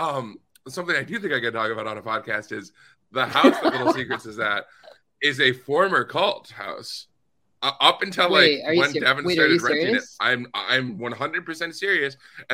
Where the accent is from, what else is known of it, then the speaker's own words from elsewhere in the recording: Northern Minnesota, United States; moved away; also born or lived in Twin Cities, Minnesota; I grew up in Minnesota, actually. Northern Minnesota